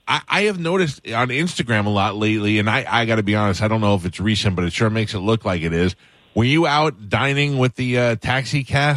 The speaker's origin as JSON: {"language": "English", "region": "New York", "country": "United States", "tie": "born or raised there", "said": "I'm 51 years old. I grew up in New York"}